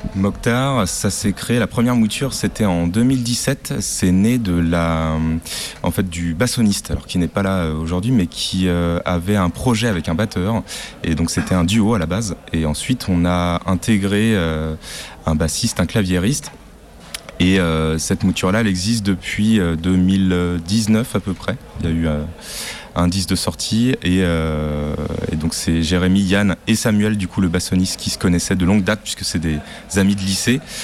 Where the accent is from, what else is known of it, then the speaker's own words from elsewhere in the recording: Brittany, France; comme je suis breton aussi